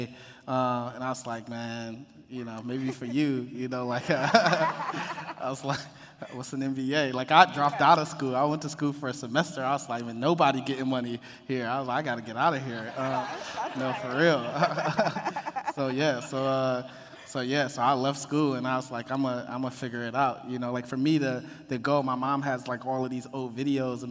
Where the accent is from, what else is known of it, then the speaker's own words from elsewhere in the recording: Detroit, Michigan, United States; moved away as an adult; now in Los Angeles, United States; I grew up, born and raised in Detroit, Jeffrey's Projects